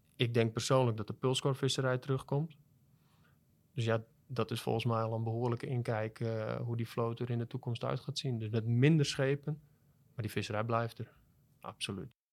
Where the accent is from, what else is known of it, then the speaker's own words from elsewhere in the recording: Netherlands; als Nederlanders